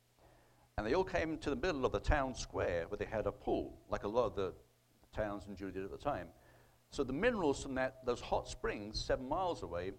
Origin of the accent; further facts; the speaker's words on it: United Kingdom; now in United States; You know, since I emigrated here in 2002 from Britain, I thought Britain was bad, but unfortunately, I mean, we're here in the Bible Belt in Oklahoma